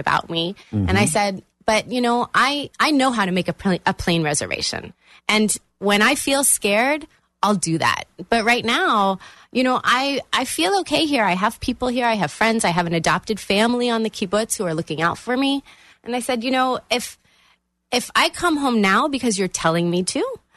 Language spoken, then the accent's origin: English; Orlando, Florida, United States; also born or lived in Long Island, New York; I've lived here in Orlando since I was 3 years old.